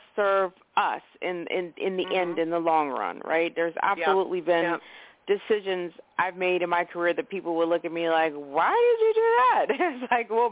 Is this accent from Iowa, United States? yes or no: no; Maryland, United States; I'm from Maryland originally